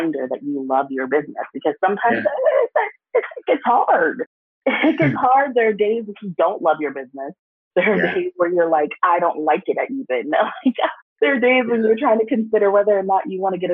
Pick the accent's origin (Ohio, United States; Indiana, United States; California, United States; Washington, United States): Ohio, United States; Toledo; I grew up in Ohio. Shout out to Toledo